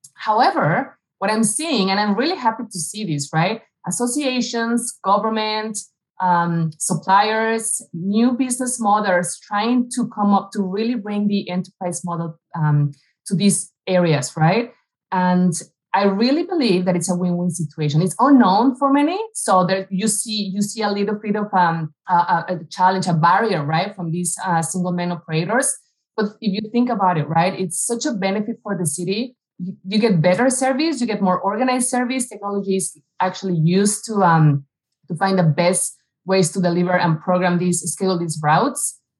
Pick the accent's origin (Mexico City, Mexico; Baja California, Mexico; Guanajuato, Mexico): Mexico City, Mexico; moved away as an adult; now in United States; I grew up in Mexico City. I was there for the first almost 30 years of my life.